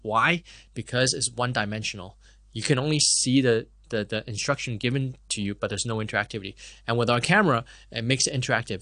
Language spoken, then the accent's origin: English; Hong Kong; also born or lived in Canada; I was born and raised in Hong Kong